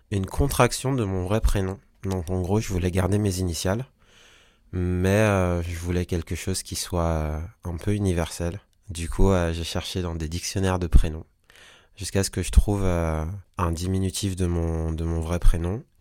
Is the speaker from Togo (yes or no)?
no; French Guiana, France; now in Paris, France; Je suis un artiste, un singer-songwriter. Je viens de Paris. Même si à la base, je viens de Guyane, mais ça fait suffisamment longtemps que je suis à Paris et j'ai démarré à Paris.